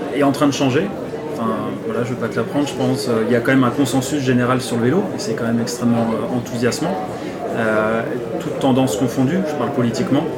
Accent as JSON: {"language": "French", "town": "Nantes", "region": "Pays de la Loire", "country": "France", "said": "j'ai 38 ans, je suis nantais"}